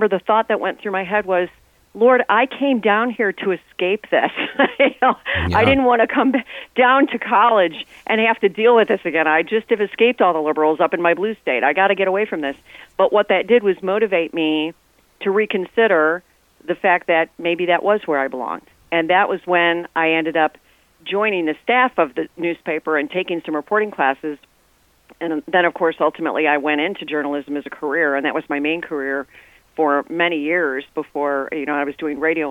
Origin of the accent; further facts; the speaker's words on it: Chicago, Illinois, United States; I grew up in the Chicago area.